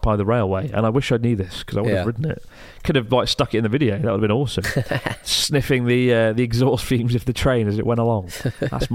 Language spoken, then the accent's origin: English; England, United Kingdom; now in Japan